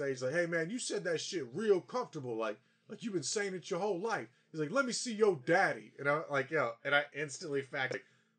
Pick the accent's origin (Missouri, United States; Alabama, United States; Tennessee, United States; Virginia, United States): Virginia, United States; growing up in Virginia?